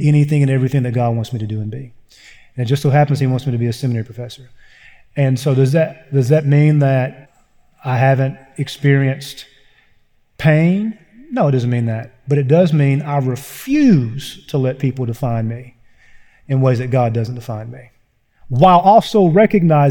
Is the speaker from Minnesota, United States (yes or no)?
no; Eastern Kentucky, United States; I grew up in Eastern Kentucky